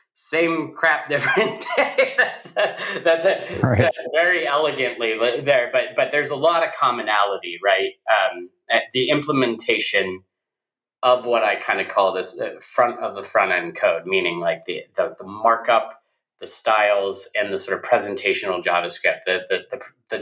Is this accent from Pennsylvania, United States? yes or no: yes; Oil City, Pennsylvania, United States; now in Pittsburgh, United States; I grew up north of Pittsburgh, a town called Oil City, Pennsylvania